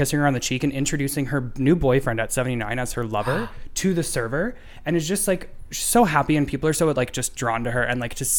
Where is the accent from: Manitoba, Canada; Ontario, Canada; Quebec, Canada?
Ontario, Canada; Sudbury; Growing up in Sudbury.